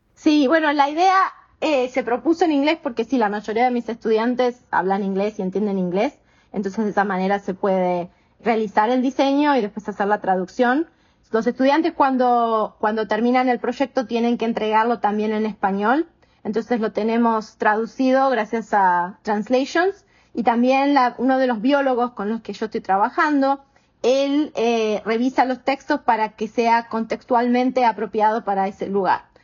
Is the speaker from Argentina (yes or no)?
yes; Argentina; moved away as an adult; also born or lived in Connecticut, United States; now in Houston, United States; soy argentina americana, vivo hace 21 años en Estados Unidos y ahora estoy en Houston, en Texas